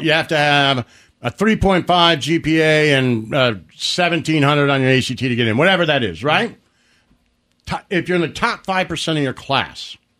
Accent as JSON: {"language": "English", "town": "Detroit", "region": "Michigan", "country": "United States", "moved": "yes", "said": "I come from Detroit."}